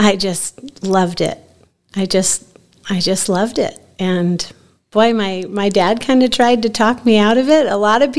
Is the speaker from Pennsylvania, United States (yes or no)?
no; Ventura, California, United States; moved away as an adult; I grew up in Ventura, California, about 60 miles north of Los Angeles.